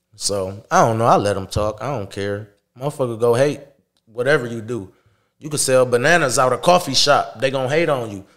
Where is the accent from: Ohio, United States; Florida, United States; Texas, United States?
Ohio, United States; Toledo; I'm from Toledo